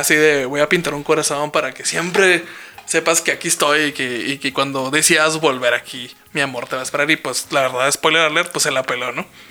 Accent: Parral, Chihuahua, Mexico; Yo nací en Parral

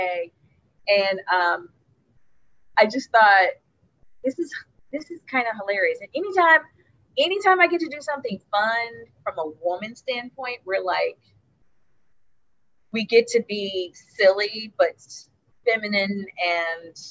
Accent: Cincinnati, Ohio, United States; I'm from Cincinnati

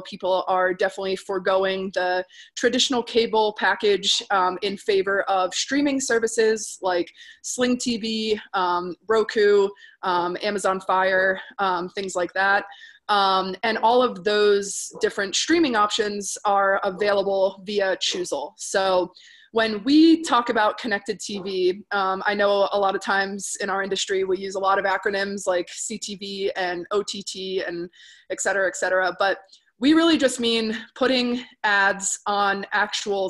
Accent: Northeast, United States; now in Denver, United States; I'm originally from the Northeast, so I speak at the speed of light.

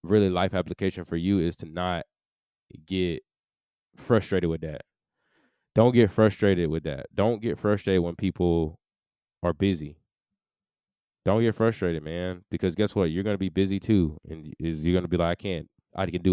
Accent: United States; as an American, like I was raised

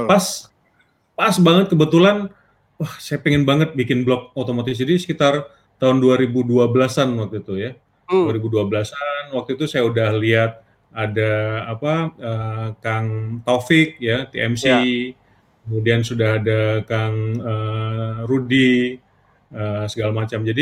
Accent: Pontianak, West Kalimantan, Indonesia; dulu kan saya lahir besar di Pontianak ya, namanya kota kecil itu kan motor tuh penting banget ya

